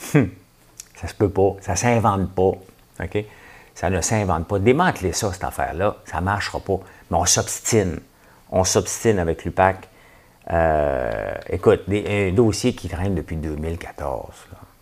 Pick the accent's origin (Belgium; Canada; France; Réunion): Canada; Quebec; Je suis un Québécois